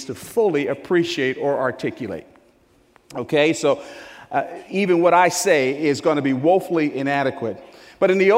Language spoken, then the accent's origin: English; New Jersey, United States; I was born and raised in New Jersey.